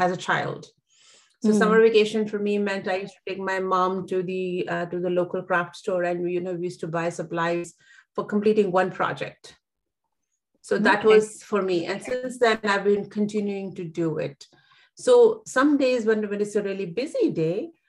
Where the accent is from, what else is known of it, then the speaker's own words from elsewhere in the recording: India; I come from India, so we live in joint families